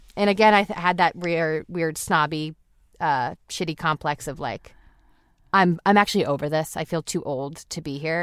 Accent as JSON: {"language": "English", "area": "South Shore", "region": "Massachusetts", "country": "United States", "tie": "born or raised there", "moved": "yes", "said": "we grew up in the South Shore, in like a suburb"}